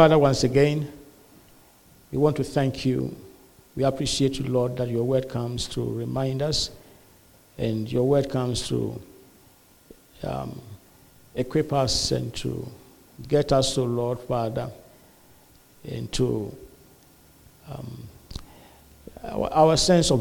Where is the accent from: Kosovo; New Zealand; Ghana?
Ghana; also born or lived in Malawi; now in United States; we come from Ghana originally. Yeah, my wife and I are Ghanaians. We come from Ghana originally. But then we are stuck here in the U.S.